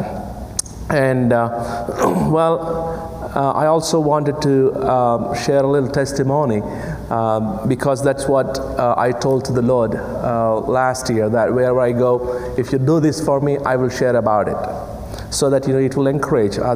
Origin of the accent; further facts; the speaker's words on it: India; English is a second language; moved away; English is my fourth language, and I come from a country which speaks 1,652 languages and dialects